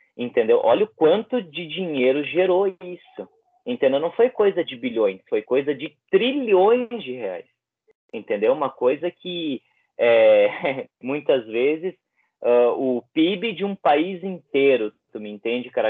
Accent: Bento Gonçalves, Rio Grande do Sul, Brazil; trabalhei na vacinação aqui na, na, minha cidade, Bento Gonçalves

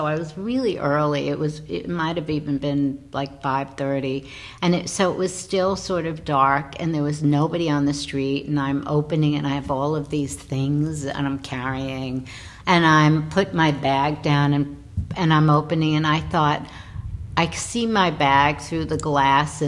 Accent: New York, United States; I'm sitting in my hometown thinking, you know, okay, New York, I'm a New Yorker

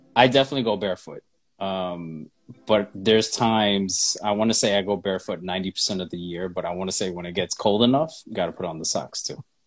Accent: New York City, New York, United States; moved away as an adult; now in Atlanta, United States; I am a native of New York. I mean, I've lived there like 30 plus years

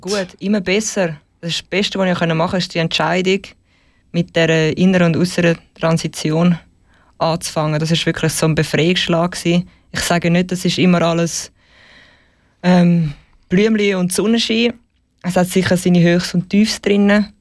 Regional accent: Zurich, Switzerland; in Zürich wirklich, Zürich ist Famendingen aufgewachsen

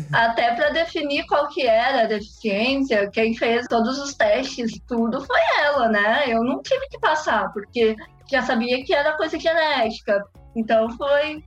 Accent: Londrina, Paraná, Brazil; moved away as an adult; now in Rome, Italy; eu sou natural de Londrina, no Paraná, e hoje eu moro em Roma, na Itália

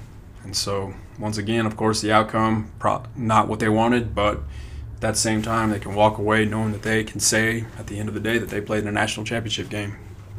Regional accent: Hobbs, New Mexico, United States; Very key in my growing up in Hobbs, New Mexico.

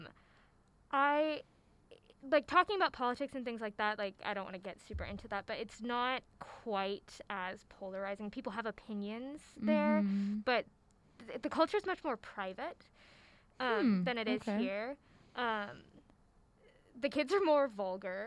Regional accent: Houston, Texas, United States; I'm from Houston

